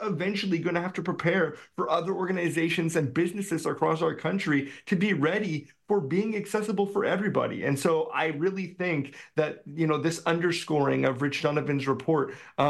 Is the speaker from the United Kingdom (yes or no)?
no; British Columbia, Canada; my concern as a British Columbian